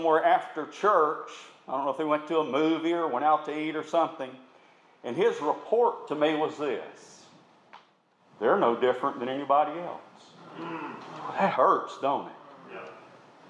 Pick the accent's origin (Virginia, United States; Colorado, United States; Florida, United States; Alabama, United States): Alabama, United States; Tuscaloosa; I grew up in the Tuscaloosa area.